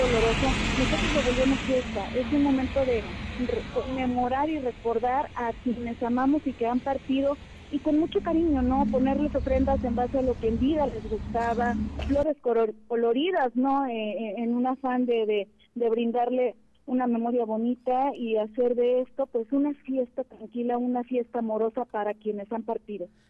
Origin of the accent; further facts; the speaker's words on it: Mexico; nosotros como mexicanos